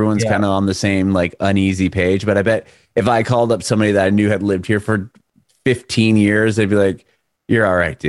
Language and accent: English; San Diego, California, United States; moved away as an adult; now in Nashville, United States; my family, we're from Southern California in San Diego. Lived there for basically our whole lives. And from California, we moved to Nashville a year ago, last February